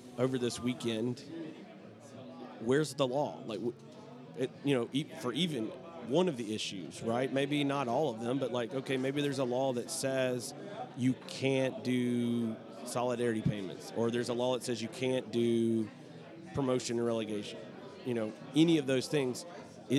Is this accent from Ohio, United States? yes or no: no; Alabama, United States; I am from Alabama. I try my best not to sound like I'm from Alabama, but there you can never totally get rid